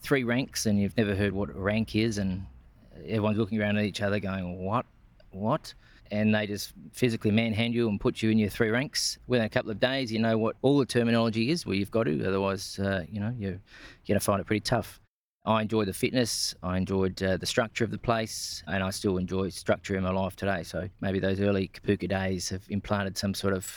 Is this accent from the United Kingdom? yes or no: no; Kangaroo Island, South Australia, Australia; also born or lived in Woomera, South Australia; I grew up on Kangaroo Island, south of Adelaide.